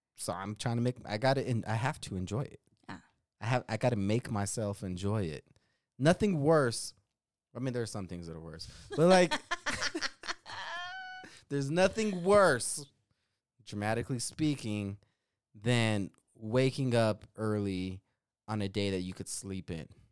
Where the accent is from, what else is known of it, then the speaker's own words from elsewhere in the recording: Denver, Colorado, United States; We're from Denver